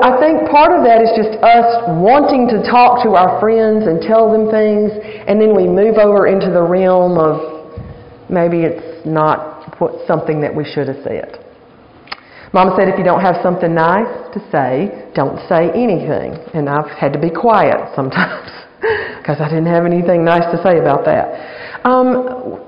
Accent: Alabama, United States; now in Virginia, United States; I am from Alabama. I'm an Alabama girl

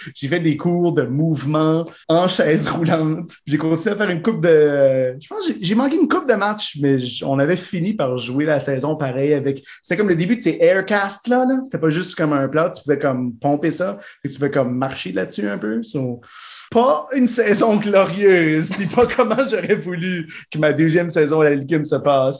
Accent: Winnipeg, Manitoba, Canada; moved away as an adult; also born or lived in Ottawa; now in Moncton, Canada; Ben, j'ai un deuxième chez nous

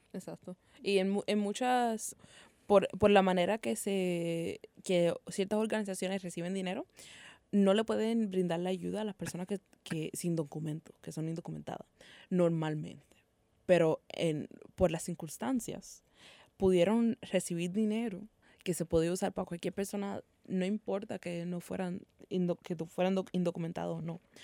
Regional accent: Puerto Rico; nosotros como, sabe Puertorriqueños

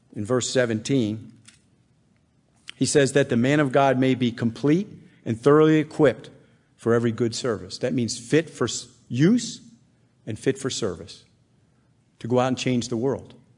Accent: Bethlehem, Pennsylvania, United States; I was raised in Bethlehem, Pennsylvania

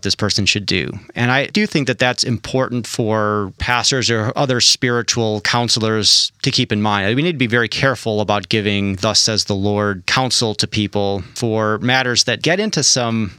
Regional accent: United States; we as American Christians, those of us who are American Christians

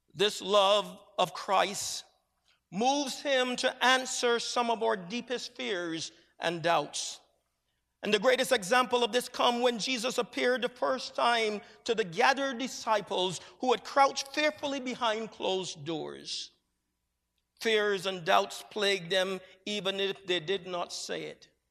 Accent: Barbados; moved away as an adult; For the first twenty years of my life, I grew up in Barbados, an island that is set in the southeastern Caribbean Sea

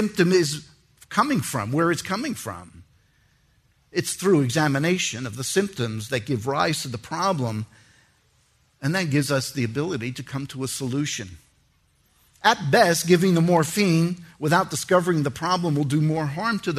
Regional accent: New York City, New York, United States; I was born in New York City

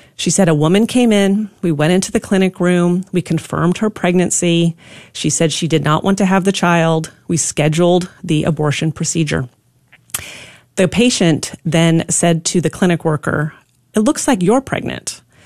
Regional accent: Pacific Northwest, United States; now in Texas, United States; I grew up in the Pacific Northwest

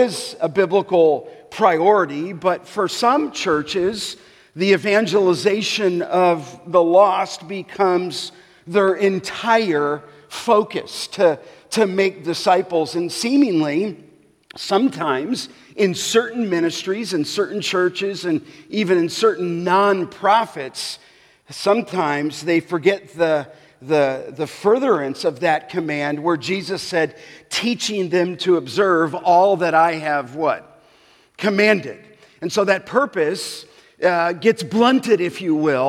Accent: Los Angeles, California, United States; when I was growing up in the San Fernando Valley in Canoga Park

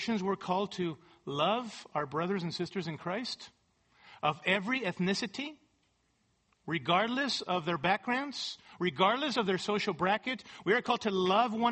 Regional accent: California, United States; my world as a Latino growing up in California

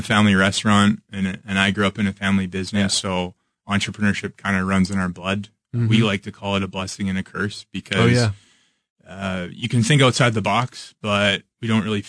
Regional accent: Saskatchewan, Canada; I ended up back in my home province and at a time where the city that we're based in, actually, quick question, Saskatoon.

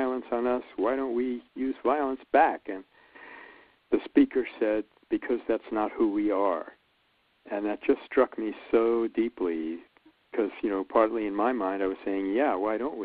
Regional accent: New York City, New York, United States; I grew up in Brooklyn, New York

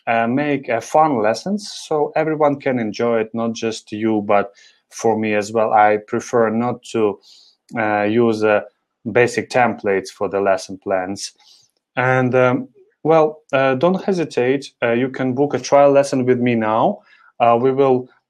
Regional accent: Ukraine; moved away as an adult; also born or lived in Thailand; I'm from Ukraine.

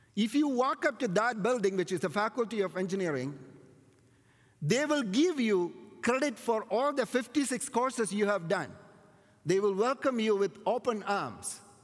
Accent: India; my hometown, there is a Jewish community that were there and they're still there to an extent right from the time of King Solomon in India

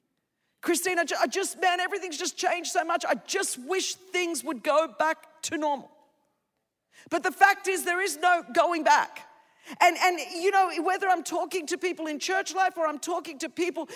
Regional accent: Sydney, New South Wales, Australia; first language Greek; English is a second language; I was raised in Sydney, Australia, the daughter of Greek immigrants

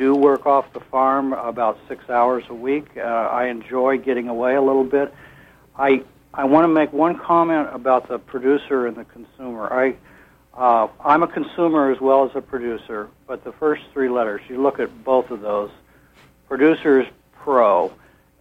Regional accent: Midwest, United States; moved away as an adult; now in Garland, United States; My wife and I grew up in the Midwest around farming and came to Maine

